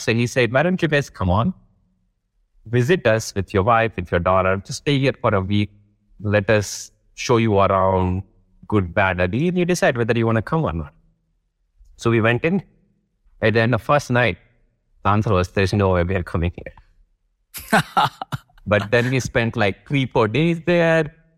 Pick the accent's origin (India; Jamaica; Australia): India; Rajkot, Gujarat; moved away as an adult; also born or lived in Vadodara, India / Delhi, India / London, United Kingdom / Johannesburg, South Africa; I grew up in a city called Rajkot. And then I move to another city called, uh, Vadodara in the same state